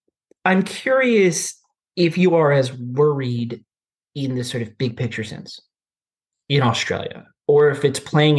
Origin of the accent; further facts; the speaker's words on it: Arkansas, United States; I'm obviously from Arkansas, which is a pretty flyover country, as many Americans would call it, right?